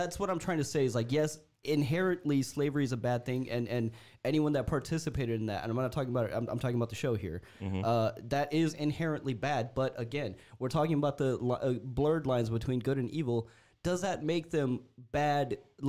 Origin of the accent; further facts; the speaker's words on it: India; moved away; Growing up in India, my family personally had like a couple servants.